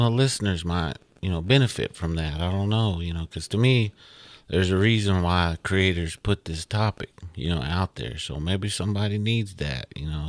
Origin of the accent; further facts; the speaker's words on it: United States; we as Indian folks